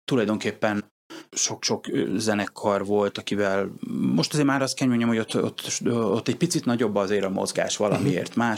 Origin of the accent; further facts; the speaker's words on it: Hungary; ráadásul ugye magyarként voltam idegenül